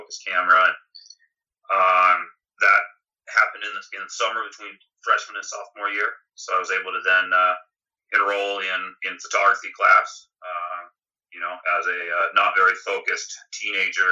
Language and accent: English; Portland, Oregon, United States; Born and raised in Portland, Oregon